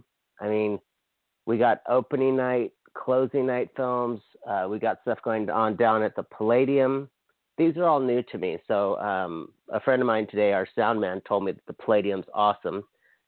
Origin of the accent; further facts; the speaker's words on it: Hawaii, United States; now in Southern California, United States; I'm from Hawaii. I live in sunny Southern California